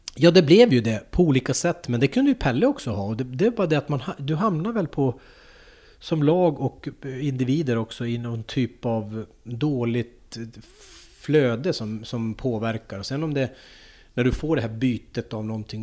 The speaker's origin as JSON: {"language": "Swedish", "town": "Pajala", "region": "Norrbotten County", "country": "Sweden", "tie": "born or raised there", "said": "Jag kommer ju från Pajala. Så att jag höll ju på i Pajala med... Det var min pappa som startade upp hockeyn i Pajala."}